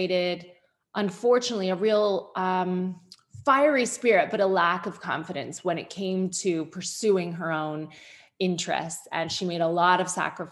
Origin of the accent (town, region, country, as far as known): Sarnia, Ontario, Canada; born or raised there; moved away